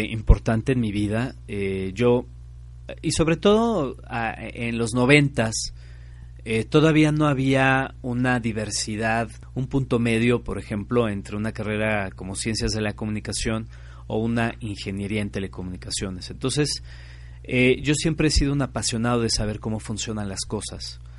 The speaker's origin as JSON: {"language": "Spanish", "country": "Mexico", "said": "de no perder esta forma a través de la cual nos comunicamos como mexicanos"}